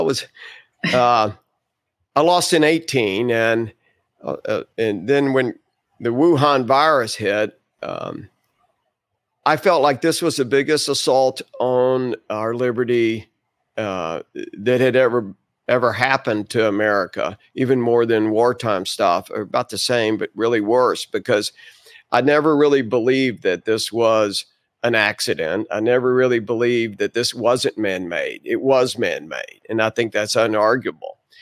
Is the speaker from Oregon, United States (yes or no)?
no; Dallas County, Texas, United States; I'm from Dallas County.